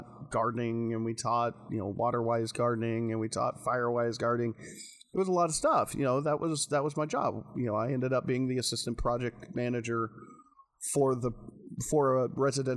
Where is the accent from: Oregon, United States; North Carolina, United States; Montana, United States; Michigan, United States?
Oregon, United States; rural Washington and; also born or lived in Dallas-Fort Worth, Texas; from 9 on, I grew up in more rural areas of Washington and Oregon.